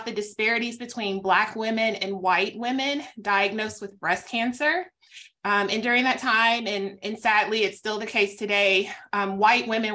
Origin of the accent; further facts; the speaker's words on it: Tennessee, United States; moved away as an adult; I am actually back in my home state now. I'm back in the fabulous state of Tennessee